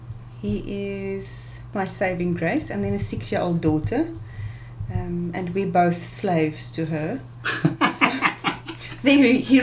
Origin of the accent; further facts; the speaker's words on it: Robertson, Western Cape, South Africa; I am originally from Robertson.